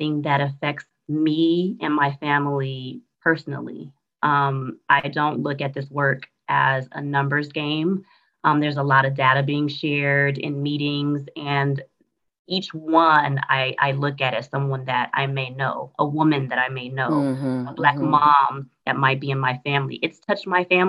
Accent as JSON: {"language": "English", "town": "Los Angeles", "region": "California", "country": "United States", "tie": "born or raised there", "also_born_or_lived": "Atlanta metro area, Georgia", "moved": "as an adult", "lives_now": "Atlanta, United States", "said": "I was born and raised in Los Angeles, California"}